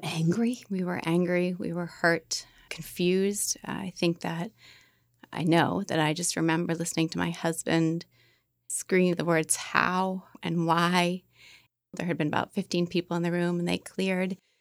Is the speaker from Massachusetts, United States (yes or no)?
yes; Beverly, Massachusetts, United States; I'm from the North Shore, Beverly.